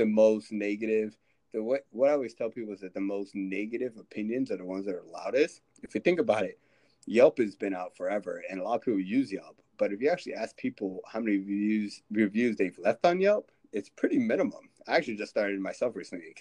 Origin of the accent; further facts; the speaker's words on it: Phoenix, Arizona, United States; now in Los Angeles, United States; I was actually in the Phoenix area during my high school time